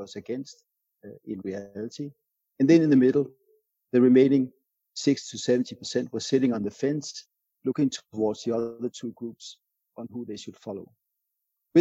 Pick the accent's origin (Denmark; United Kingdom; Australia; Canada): Denmark; my home country, Denmark